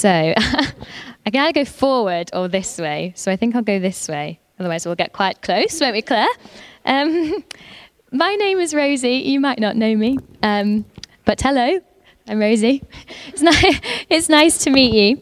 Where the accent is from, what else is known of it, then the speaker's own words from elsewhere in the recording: North Lancashire, North West England, United Kingdom; I'm from North Lancashire. I'm a Lancashire lass